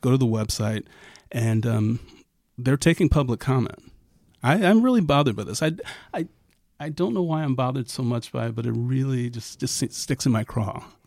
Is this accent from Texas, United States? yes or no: no; Ohio, United States; my home state